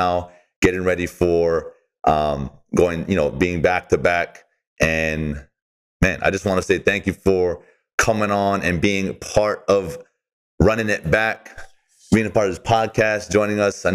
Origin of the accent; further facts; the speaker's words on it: Hawaii, United States; We're from Hawaii